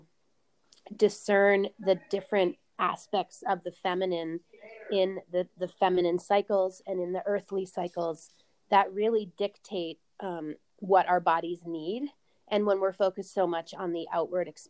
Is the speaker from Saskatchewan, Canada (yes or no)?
no; Vancouver, British Columbia, Canada; also born or lived in Arizona; now in Boulder, United States; I grew up in Vancouver, Canada